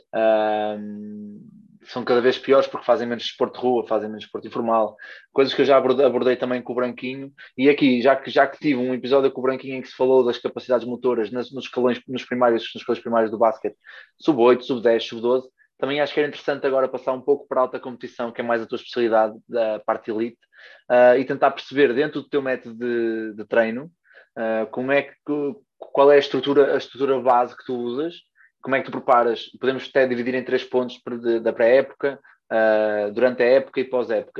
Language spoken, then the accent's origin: Portuguese; Porto, Norte, Portugal; moved away as an adult; now in Rio Maior, Portugal; sou do Porto, não é? E agora estou em Rio Maior, em Santarém